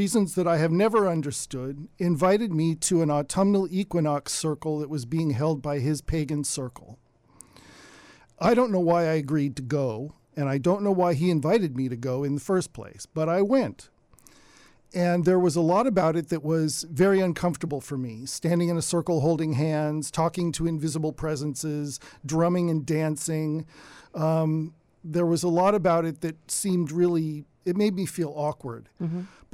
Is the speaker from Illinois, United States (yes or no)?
no; Davis, California, United States; I grew up in Davis.